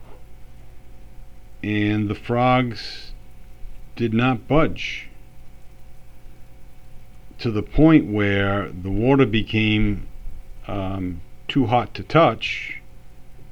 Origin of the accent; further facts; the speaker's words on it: United States; also born or lived in Florence, Italy; as an American